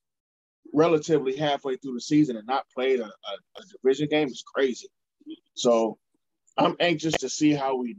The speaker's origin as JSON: {"language": "English", "town": "Cleveland", "region": "Ohio", "country": "United States", "tie": "born or raised there", "said": "here in my hometown, the best location in the nation, in downtown Cleveland"}